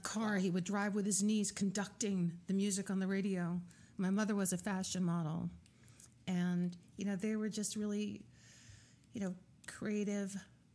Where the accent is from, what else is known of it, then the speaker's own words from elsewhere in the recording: New York City, New York, United States; also born or lived in Brooklyn; I was born in Queens in Fresh Meadows